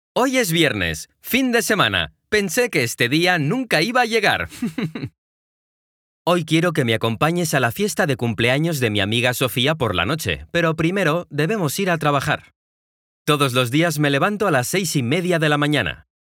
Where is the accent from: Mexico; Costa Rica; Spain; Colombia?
Mexico; now in Guadalajara, Mexico; Soy un mexicano de 27 años que vive en la ciudad de Guadalajara, en México